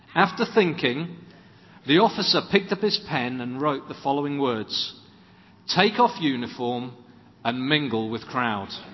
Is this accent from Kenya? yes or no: no; Swansea, Wales, United Kingdom; When I was growing up in Swansea, two doors up from us were uh, another family from the church.